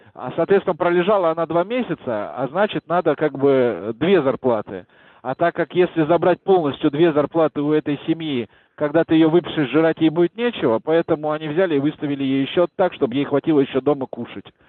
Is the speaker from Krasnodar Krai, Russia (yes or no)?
no; Moscow, Russia; я из Чертанова